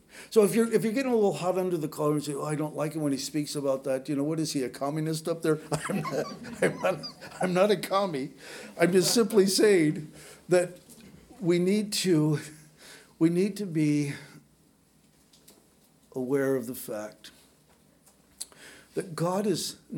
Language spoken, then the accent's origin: English; United States; I was born in this country.